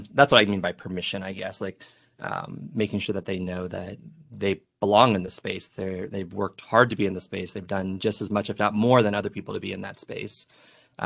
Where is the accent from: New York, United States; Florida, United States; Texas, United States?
Florida, United States; Miami; I grew up in Miami